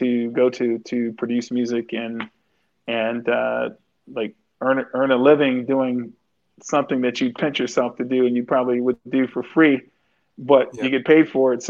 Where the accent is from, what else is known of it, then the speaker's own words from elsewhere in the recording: Los Angeles, California, United States; moved away; also born or lived in Philadelphia / Atlanta / Miami; I was born in Los Angeles from California. Ended up moving to Miami to work with Philip.